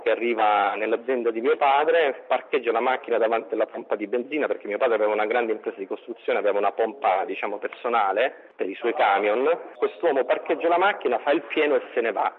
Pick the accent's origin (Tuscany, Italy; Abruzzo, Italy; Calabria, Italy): Calabria, Italy; io sono calabrese